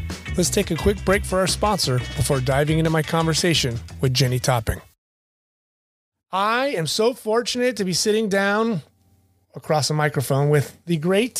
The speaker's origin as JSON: {"language": "English", "town": "La Habra", "region": "California", "country": "United States", "said": "I'm a La Habra Highlander as well."}